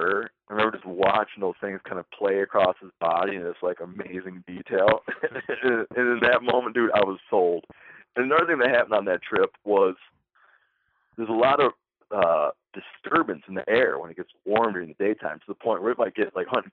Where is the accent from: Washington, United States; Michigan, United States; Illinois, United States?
Michigan, United States; now in New York, United States; I grew up hunting in Michigan